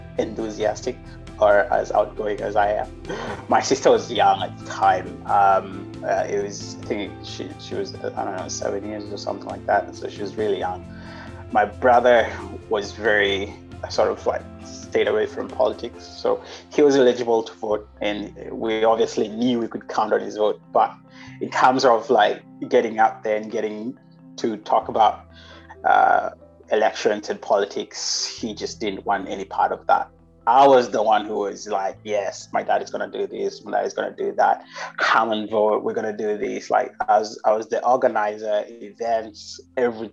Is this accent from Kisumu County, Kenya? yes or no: no; Nairobi, Kenya; moved away as an adult; also born or lived in Turkey; Place called Kenya. That's where I was born. And I grew up in Nairobi.